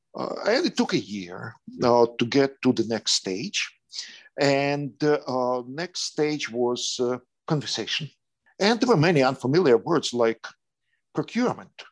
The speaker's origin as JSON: {"language": "English", "region": "Kyiv", "country": "Ukraine", "tie": "born or raised there", "second_language": "English", "moved": "as an adult", "lives_now": "Spain", "said": "I was in the capital of Ukraine, Kiev"}